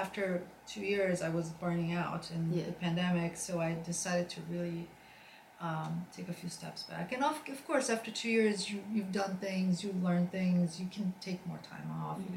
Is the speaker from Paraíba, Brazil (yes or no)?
no; São Paulo, Brazil; also born or lived in New York City; now in Sag Harbor, United States; I came from Brazil with 20 million people in São Paulo, which I love São Paulo, and came from New York City, huge.